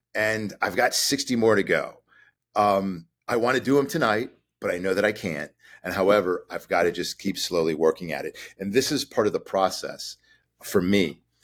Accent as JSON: {"language": "English", "town": "Chicago", "region": "Illinois", "country": "United States", "said": "Chicago, where I'm from, so we're from Chicago"}